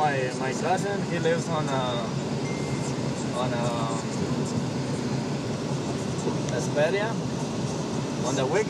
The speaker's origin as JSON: {"language": "English", "country": "Guatemala", "moved": "yes", "lives_now": "California, United States", "said": "I'm from Guatemala, right there, there's a lot of rivers."}